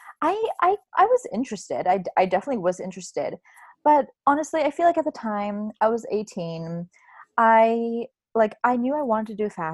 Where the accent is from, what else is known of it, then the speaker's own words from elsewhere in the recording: the Bay Area, California, United States; I'm in California, I'm from the Bay Area